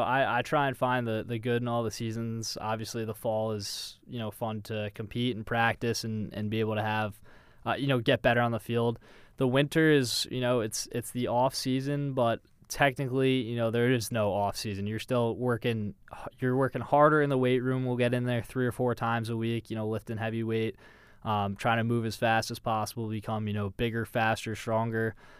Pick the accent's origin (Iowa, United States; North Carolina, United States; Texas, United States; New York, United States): New York, United States; Westchester; I'm from Westchester, New York